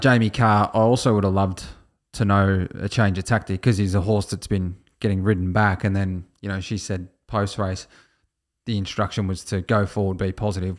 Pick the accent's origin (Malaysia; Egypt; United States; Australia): Australia; As an Australian